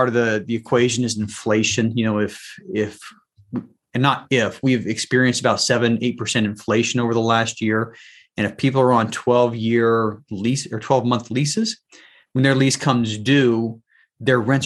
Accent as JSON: {"language": "English", "town": "Salt Lake City", "region": "Utah", "country": "United States", "tie": "born or raised there", "also_born_or_lived": "Washington, D.C. area", "moved": "yes", "said": "I was born and raised in Salt Lake City area"}